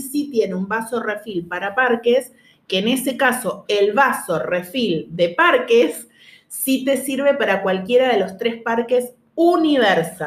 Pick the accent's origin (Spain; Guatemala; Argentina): Argentina; nosotros acá somos los tres argentinos